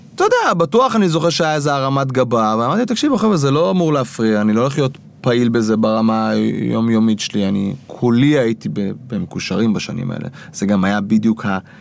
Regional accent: Kfar Saba, Central District, Israel; אני מכפר סבא במקור

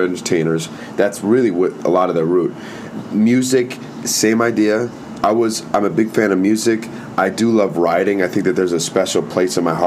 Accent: Naperville, Illinois, United States; I was born in Naperville, Illinois

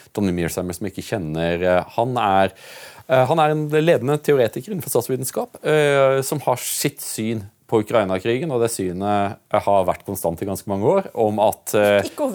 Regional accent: Norway; vi er nordmenn

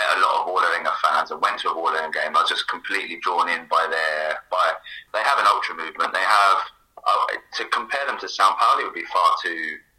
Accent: Burgess Hill, South East England, United Kingdom; moved away as an adult; also born or lived in Bærum, Norway / Buenos Aires, Argentina; now in Oslo, Norway; I grew up in a town called Burgess Hill.

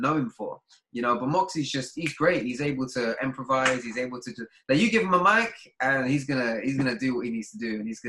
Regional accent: London, United Kingdom; I'm from Deptford

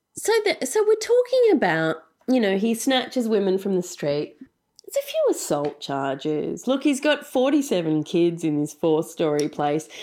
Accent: Australia; accent: broad Australian; my broad Australian accent

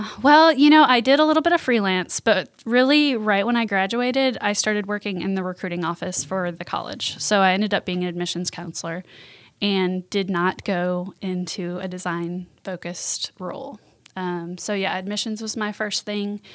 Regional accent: Milwaukee, Wisconsin, United States; moved away as an adult; now in Jackson, United States; I'm from Milwaukee, Wisconsin

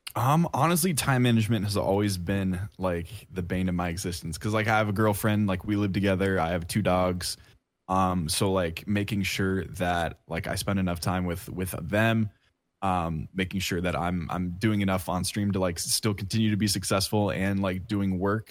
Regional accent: Oregon, United States; moved away as an adult; now in Kansas, United States; I live in Kansas right now. I'm from Oregon

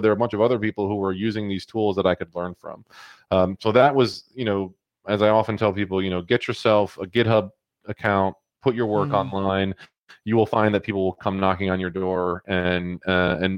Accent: New York, United States; my hometown

